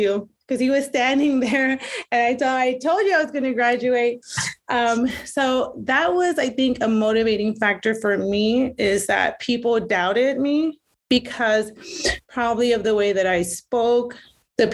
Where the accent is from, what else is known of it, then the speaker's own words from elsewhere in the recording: Elsa, Texas, United States; moved away as an adult; also born or lived in Iowa; I am originally from Elsa, Texas, graduated in 97 and then moved to Iowa for about 20 years